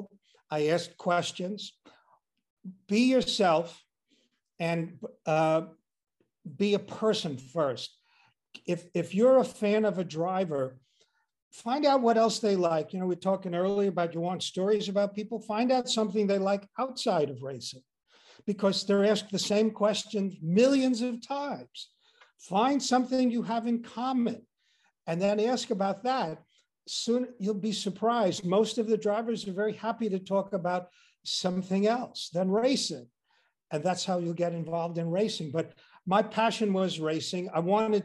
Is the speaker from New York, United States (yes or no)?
yes; Long Island, New York, United States; I grew up on Long Island